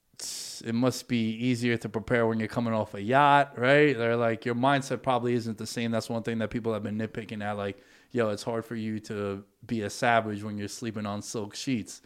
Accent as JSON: {"language": "English", "town": "New York City", "region": "New York", "country": "United States", "said": "I'm from Astoria"}